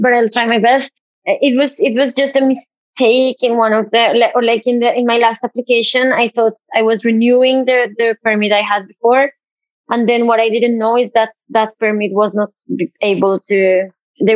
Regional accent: Bogotá, Colombia; moved away as an adult; also born or lived in Bergen, Norway; now in Norway; I am from Bogota in Colombia

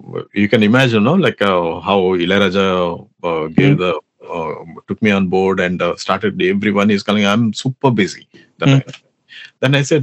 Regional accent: Andhra Pradesh, India; first language Telugu; English is a second language; my mother tongue is Telugu, basically. I'm from Andhra Pradesh

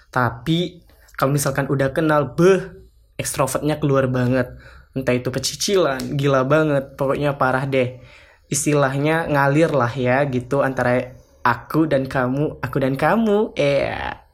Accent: Bengkulu, Indonesia; Jadi, teman-teman, aku berasal dari Provinsi Bengkulu.

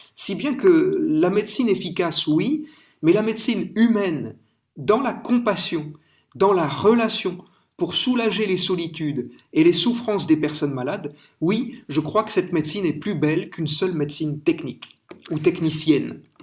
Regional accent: France; vous avez entendu mon accent, je suis français

